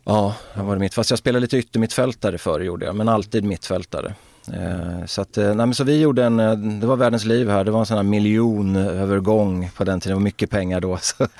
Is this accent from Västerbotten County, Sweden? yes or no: no; Örebro, Örebro County, Sweden; det var ett strulområde, Markparken på den tiden, där jag växte upp alltså på 70-talet och Markparken vid den tidpunkten var ju liksom Örebros